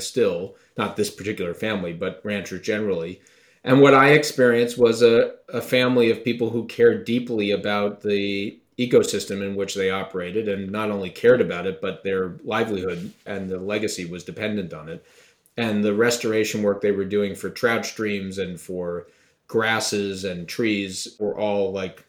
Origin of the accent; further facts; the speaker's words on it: Long Island, New York, United States; I grew up on Long Island in a really terrific home with great parents